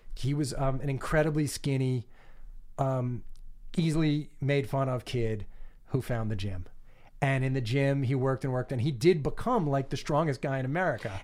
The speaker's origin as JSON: {"language": "English", "area": "Long Island", "region": "New York", "country": "United States", "tie": "born or raised there", "said": "as a kid growing up on Long Island"}